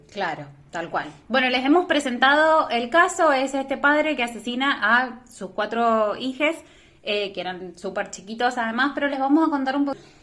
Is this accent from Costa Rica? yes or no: no; San Martín, Mendoza, Argentina; soy de San Martín